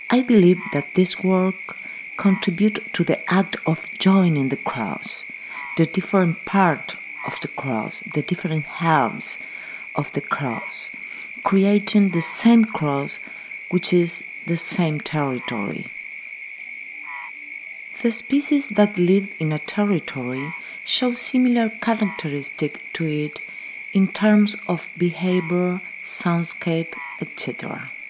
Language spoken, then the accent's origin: English; near Montevideo, San José, Uruguay; now in Montevideo, Uruguay; I live in Montevideo, Uruguay, but I was born in San Jose, near Montevideo, in a small town next to a large forest on the coast of the Rio de la Plata.